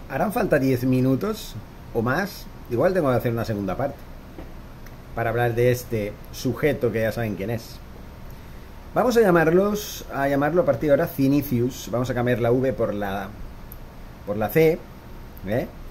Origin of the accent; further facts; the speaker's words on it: Spain; moved away; Yo, que soy español, que soy de, de ese país